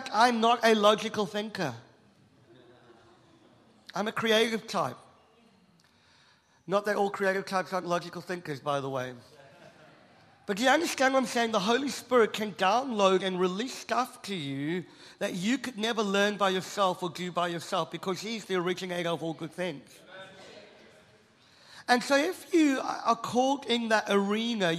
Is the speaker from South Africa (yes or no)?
yes; South Africa; I'm South African